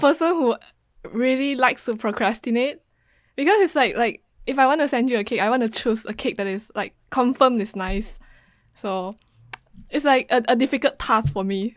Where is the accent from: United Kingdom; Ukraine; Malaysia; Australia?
Malaysia; moved away as an adult; now in Japan; the last time I went back to Malaysia